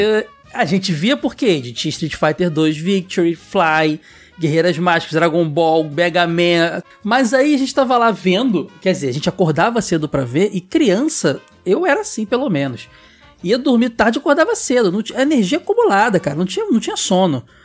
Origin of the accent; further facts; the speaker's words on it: Rio de Janeiro, Brazil; eu e o Ed e Sora somos do Rio